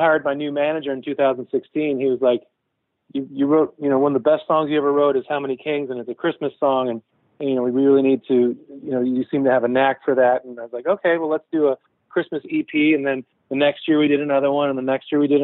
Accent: Saint-Hubert, Quebec, Canada; moved away as an adult; now in Nashville, United States; growing up in St. Hubert

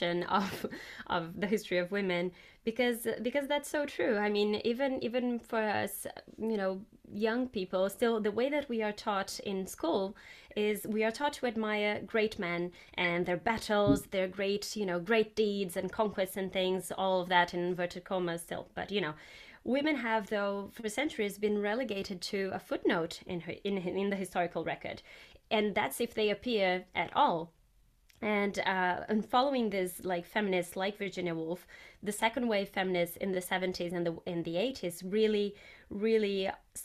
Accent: Brazil; moved away; when I was growing up in Brazil

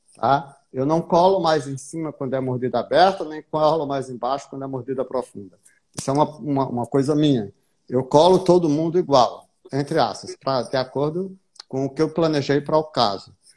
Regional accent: Paraíba, Brazil; Sou paraibano aqui

